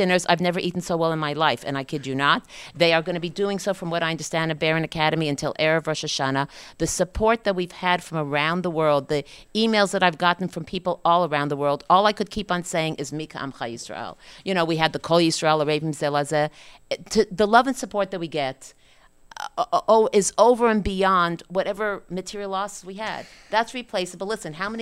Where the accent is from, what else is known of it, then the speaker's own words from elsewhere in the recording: Montreal, Quebec, Canada; I'm a Canadian, Montreal, Canada